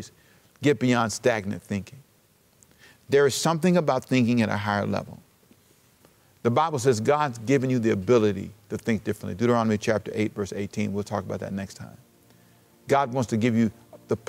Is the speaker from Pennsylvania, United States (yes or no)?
no; Los Angeles, California, United States; also born or lived in Savannah, Georgia; I was born in Savannah, raised in Los Angeles in South Central